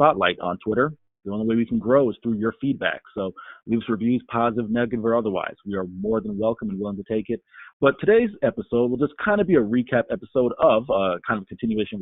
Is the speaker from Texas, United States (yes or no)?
yes; Texas, United States; as a Texan